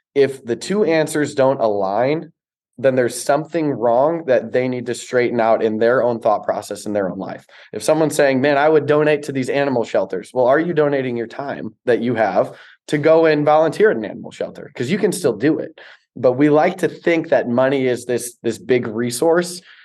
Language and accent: English; Chicago, Illinois, United States; I grew up in Chicago